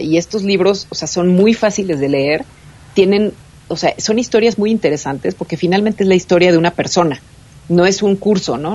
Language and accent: Spanish; Mexico City, Mexico; los que somos de la Ciudad de México y los que son de Monterrey no tenemos nada que ver